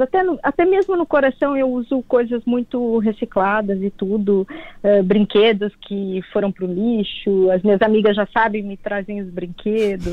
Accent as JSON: {"language": "Portuguese", "country": "Brazil", "moved": "yes", "lives_now": "Portugal", "said": "sou brasileira"}